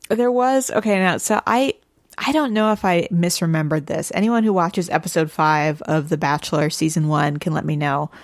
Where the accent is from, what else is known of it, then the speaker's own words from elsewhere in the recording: St. Louis, Missouri, United States; I'm also from Saint Louis